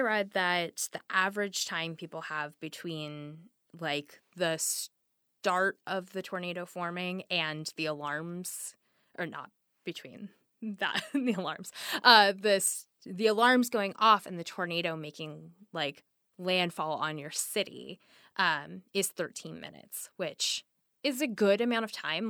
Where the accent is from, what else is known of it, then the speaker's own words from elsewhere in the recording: the Northwest, Pacific Northwest, United States; I grew up in the Northwest, a place that's very rainy